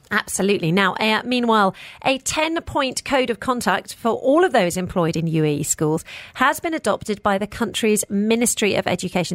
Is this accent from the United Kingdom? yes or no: yes; United Kingdom; now in United Arab Emirates; I'm personally, as a British person